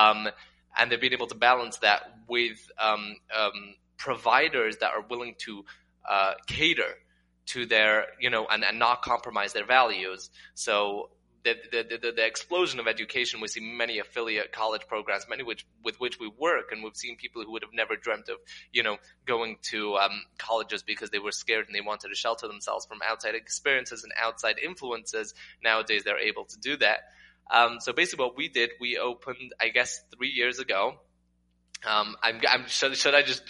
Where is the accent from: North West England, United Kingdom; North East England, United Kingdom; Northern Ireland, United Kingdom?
North East England, United Kingdom; Newcastle upon Tyne; first language English; moved away as an adult; also born or lived in Manchester, England / New Jersey, United States / Israel; now in Las Vegas, United States; I was born in Newcastle, England.